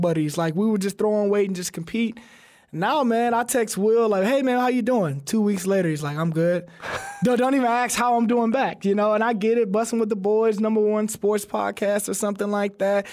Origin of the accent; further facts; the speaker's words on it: Alabama, United States; We're both from Alabama